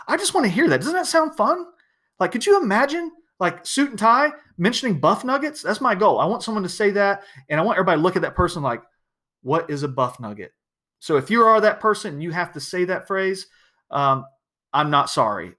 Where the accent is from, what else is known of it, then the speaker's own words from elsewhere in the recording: South Georgia, United States; I'm from South Georgia. We didn't get a lot of snow